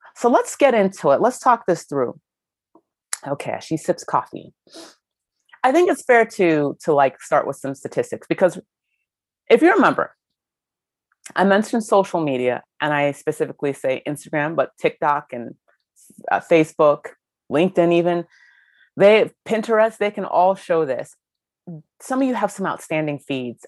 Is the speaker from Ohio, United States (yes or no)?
yes; Ohio, United States; I grew up in Ohio